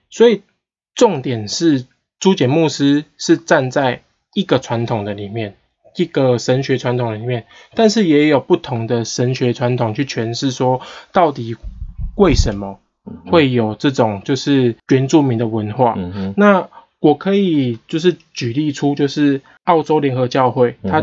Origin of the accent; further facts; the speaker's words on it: Taiwan; 我们台湾人